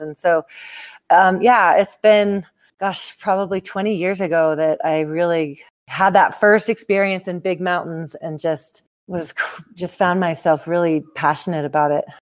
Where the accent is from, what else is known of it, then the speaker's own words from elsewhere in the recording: Seattle, Washington, United States; now in Telluride, United States; Right now I'm in Telluride, Colorado. So I've lived here about 20 years, but I grew up in Seattle, Washington